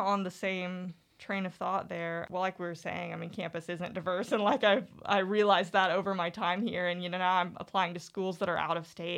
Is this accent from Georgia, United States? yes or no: no; Eureka Springs, Arkansas, United States; I'm from Eureka Springs